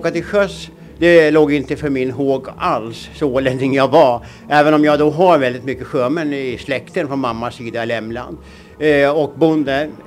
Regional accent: Åland, Finland; Det var ju ett alternativ till det som man upplevde hemma på Åland. Man var hemma på somrarna, och såg vad som hände där.

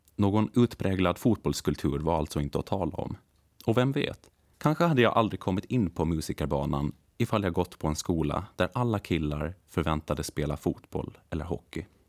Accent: Lumparland, Åland Islands; moved away as an adult; also born or lived in Hannover, Germany; now in Stockholm, Sweden; född och uppvuxen i Lumpaland

